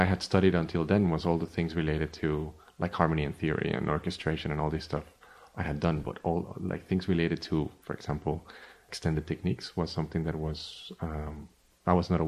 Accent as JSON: {"language": "English", "country": "Costa Rica", "tie": "born or raised there", "also_born_or_lived": "Miami", "moved": "as an adult", "said": "I was born in Costa Rica, and I left in 1999 to study composition"}